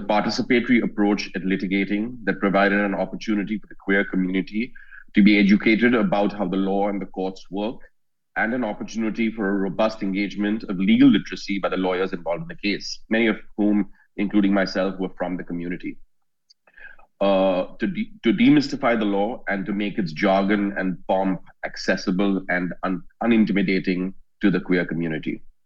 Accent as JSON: {"language": "English", "country": "India", "said": "I'm a lawyer from India"}